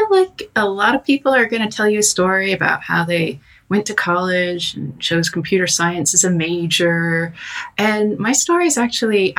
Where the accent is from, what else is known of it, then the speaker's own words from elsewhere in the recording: United States; moved away as an adult; now in London, United Kingdom; I'm an American wolf girl abroad